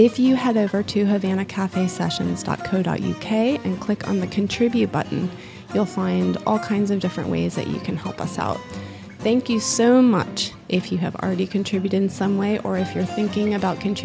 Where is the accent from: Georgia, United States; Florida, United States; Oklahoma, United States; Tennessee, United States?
Florida, United States; I'm from Florida